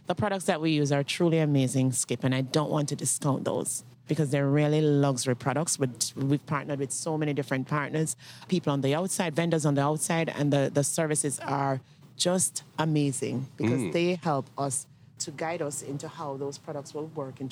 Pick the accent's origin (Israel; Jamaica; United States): Jamaica; In Jamaica, when we grew up, because I'm Jamaican